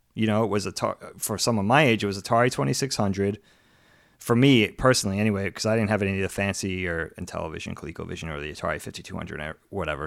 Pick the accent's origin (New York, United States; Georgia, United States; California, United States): New York, United States; Long Island; moved away as an adult; also born or lived in Philadelphia; my friend Chris, who I grew up with on Long Island